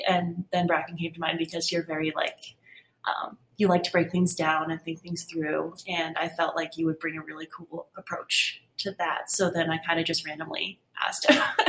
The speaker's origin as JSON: {"language": "English", "town": "Cold Spring", "region": "New York", "country": "United States", "tie": "born or raised there", "said": "I was born in Cold Spring, New York, which is about an hour north of New York City"}